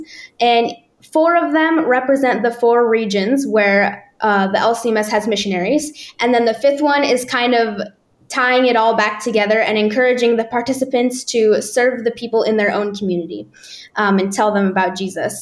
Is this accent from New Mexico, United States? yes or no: no; Nebraska, United States; moved away as an adult; now in Czech Republic; growing up in Nebraska